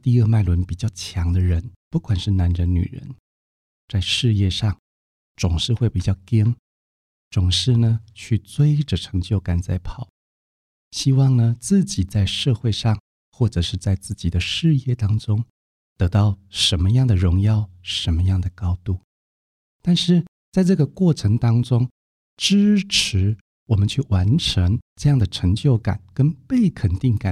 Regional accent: Taiwan; 因为他是一个中医师，他的医术不只是我们台湾人，连日本人都称赞。

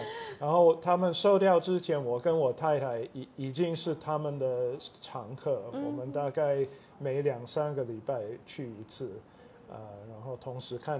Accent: Taichung, Taiwan; 啊，我是台湾生长的美国人，啊，所以我父母都是美国人，但是他们以前是在台中的东海大学教书，所以我就是在那边出生的。小的时候也是住啊东海的校园

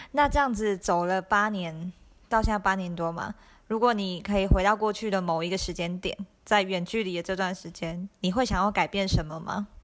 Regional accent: Taiwan; 我们都要台湾长大

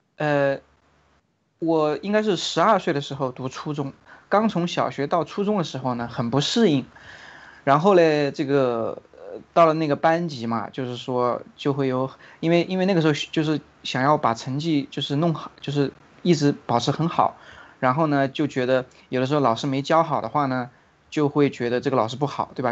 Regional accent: China; 我作为一个中国人，作为一个华人啊，我从骨子里面我是有这种民族自豪感的

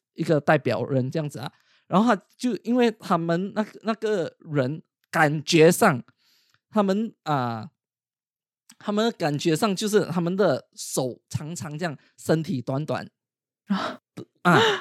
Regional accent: Malaysia; moved away as an adult; now in United Kingdom; 我现在我是马来西亚人嘛

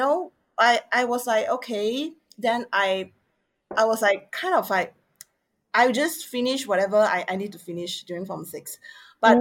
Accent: Penang, Malaysia; I'm from Penang.

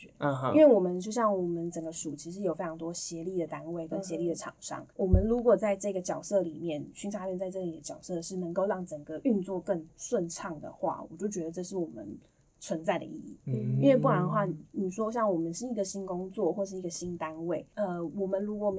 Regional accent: Taipei, Taiwan; 好，第一个我要澄清，我也是台北人，

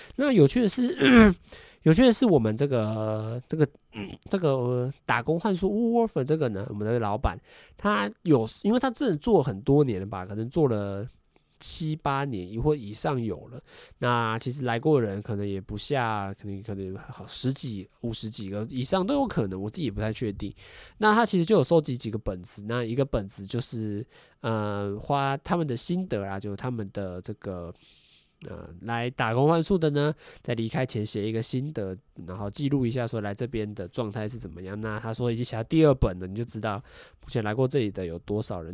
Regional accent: Taiwan; 我是来自台湾的

